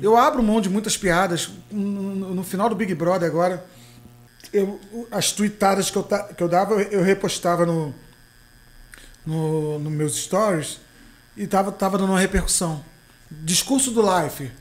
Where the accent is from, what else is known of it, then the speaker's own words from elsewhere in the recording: Macaé, Rio de Janeiro, Brazil; pé de Macaé, onde eu fui criado ali